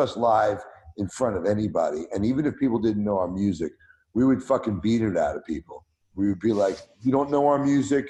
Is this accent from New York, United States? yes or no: yes; New York City, New York, United States; growing up in Brooklyn, I loved disco and early hip hop and house music